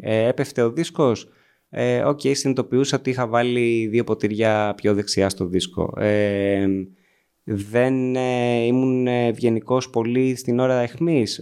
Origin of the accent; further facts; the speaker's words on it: Agrinio, Western Greece, Greece; also born or lived in Corfu; κατάγομαι από το Αγρίνιο, γεννήθηκα στην Κέρκυρα